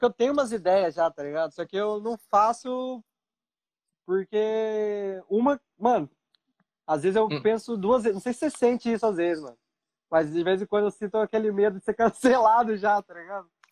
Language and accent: Portuguese; Pindamonhangaba, São Paulo, Brazil; moved away as an adult; also born or lived in São José dos Campos; now in Japan; A maior parte da minha vida eu morei em Pindamonhangaba